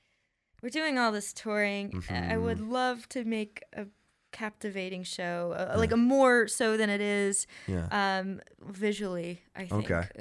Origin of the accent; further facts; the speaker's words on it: Athens, Georgia, United States; also born or lived in California; I love being from Athens. I think it's great. This is, you know, pretty much where I'm from. I'm from California, but I moved here when I was really young.